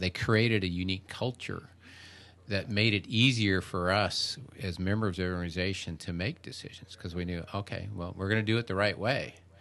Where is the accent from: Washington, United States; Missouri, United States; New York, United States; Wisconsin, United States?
Washington, United States; Seattle; moved away as an adult; now in Wilmington, United States; I grew up out in the Seattle area